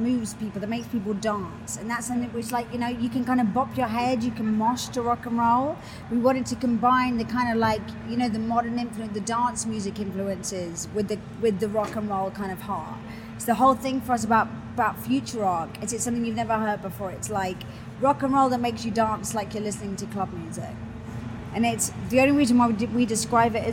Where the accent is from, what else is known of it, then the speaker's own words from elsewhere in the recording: London, United Kingdom; moved away as an adult; now in Los Angeles, United States; I'm from London.